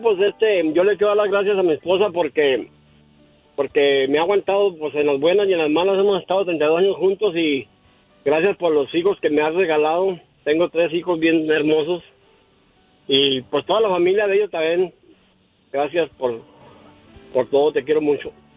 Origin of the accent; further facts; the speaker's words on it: Durango, Mexico; Yo soy de Durango